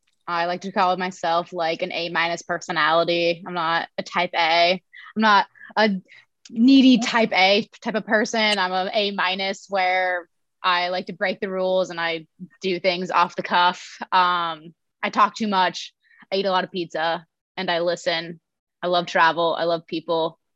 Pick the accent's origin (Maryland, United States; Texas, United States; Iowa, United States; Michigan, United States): Iowa, United States; Logan; I'm from Logan, Iowa. It's a small town, 1500 people. And I grew up pretty averagely.